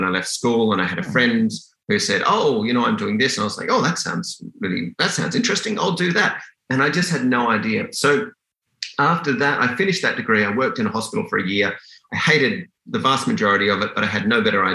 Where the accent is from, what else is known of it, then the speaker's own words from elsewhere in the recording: Sydney, New South Wales, Australia; moved away as an adult; also born or lived in Perth, Western Australia, Australia; now in Canada; I grew up in Western Australia until I was about 10. I lived in kind of small town Perth, and it really was a small town back then